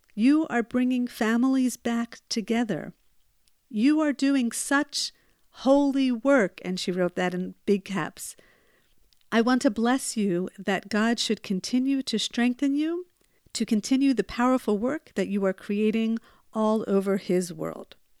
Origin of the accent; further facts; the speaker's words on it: United States; now in Israel; where I grew up in the United States